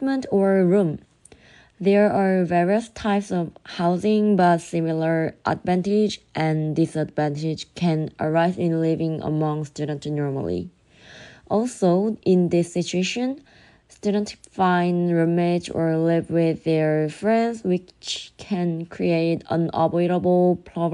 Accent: South Korea; I'm from Korea, like South Korea

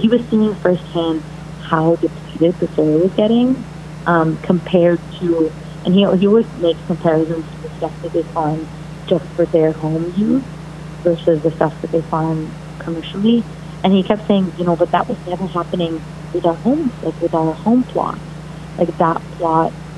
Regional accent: Mumbai, Maharashtra, India; moved away as an adult; now in United States; I'm Indian and grew up in India, so my experience was never one of being an Indian American

